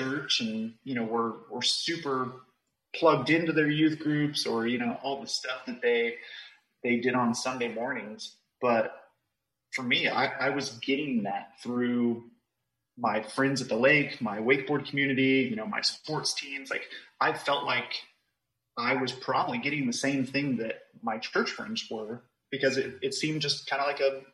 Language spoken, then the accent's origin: English; Dallas, Texas, United States; I grew up in Dallas, Texas, and I have spent most of my life here. I'm still in Dallas, Texas, and just a Texan born and raised